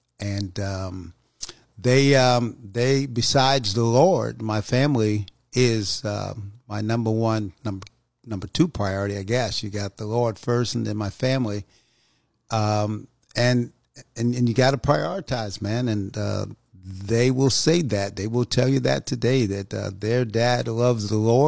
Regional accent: New York, United States; moved away as an adult; also born or lived in North Carolina; I was born in North Carolina, actually raised in New York, went to high school there.

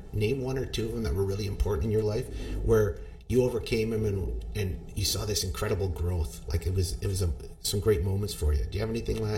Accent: Canada; And as Canadian, I'm always because you're one of my students as well.

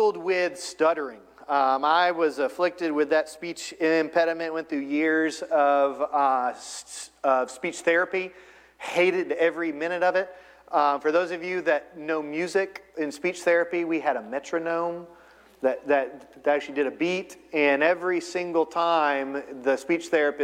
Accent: Florida, United States; moved away as an adult; also born or lived in Ohio / Northern Virginia / Eastern Virginia; So we've lived in Florida. I grew up in Florida.

